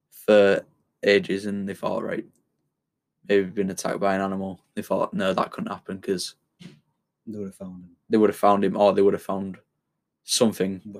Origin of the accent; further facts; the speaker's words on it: United Kingdom; being British